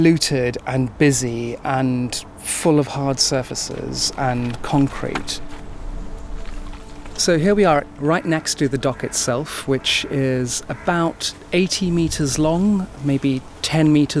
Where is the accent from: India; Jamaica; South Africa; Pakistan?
South Africa; now in Bethnal Green, London, United Kingdom; I was born in South Africa and, you know, my childhood was spent running through the veld